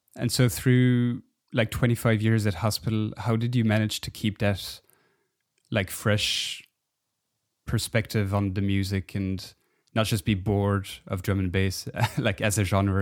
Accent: Belgium; I'm from Belgium

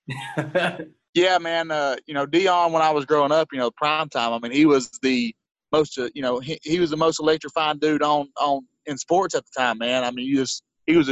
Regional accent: Tennessee, United States; the other end of Tennessee from me

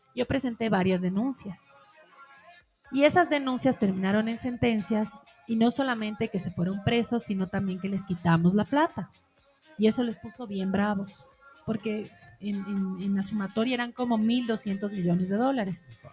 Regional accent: Ecuador; como ecuatorianos nosotros

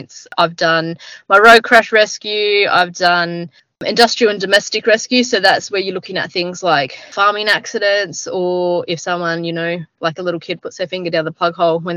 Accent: Jindabyne, New South Wales, Australia; also born or lived in Northern Territory; I grew up down in the Snow Mountains, down in New South Wales, in a little seasonal town called Jindabyne

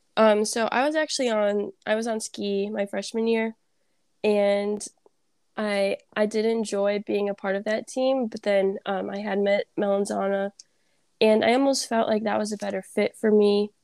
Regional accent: Vernon Hills, Illinois, United States; I'm from Vernon Hills, Illinois.

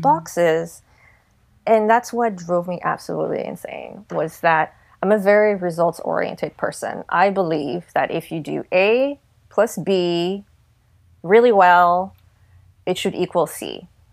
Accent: California, United States; we're from California.

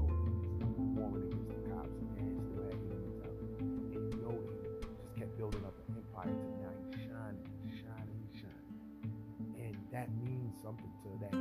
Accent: New York City, New York, United States; I'm from Harlem

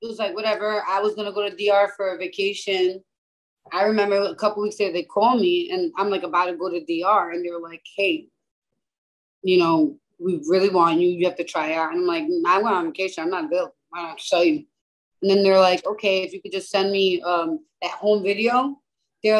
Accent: New York City, New York, United States; now in New Jersey, United States; I live in New Jersey, but I'm from the Bronx

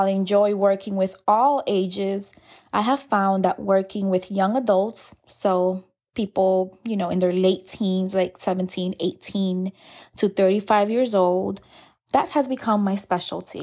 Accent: New York City, New York, United States; moved away; We're both originally from New York City

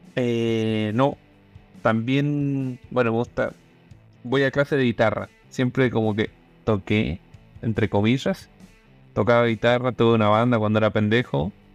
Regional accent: Malargüe, Mendoza, Argentina; moved away as an adult; now in Chile; Nací en Malar, entonces era un lugar que a los 18 años te tenés que mover

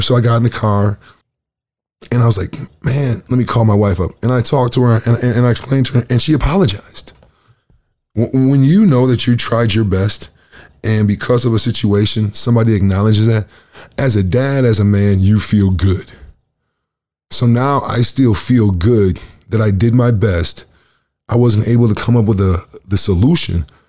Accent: Lansing, Michigan, United States; now in Winnipeg, Canada; I am from Michigan, Lansing, Michigan

